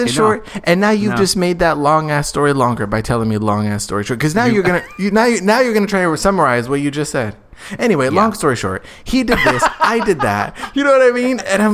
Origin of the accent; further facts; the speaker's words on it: Arizona, United States; I grew up in Arizona